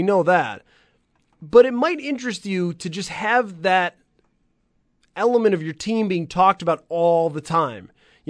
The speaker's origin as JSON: {"language": "English", "town": "Boston", "region": "Massachusetts", "country": "United States", "said": "I would be thinking, I'm from Boston. Like, you've got to do better than Boston, which is a top five market."}